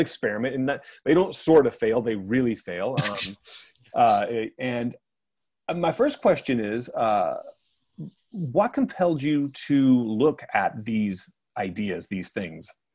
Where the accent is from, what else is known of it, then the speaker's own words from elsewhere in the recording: Los Angeles, California, United States; here in my hometown of Los Angeles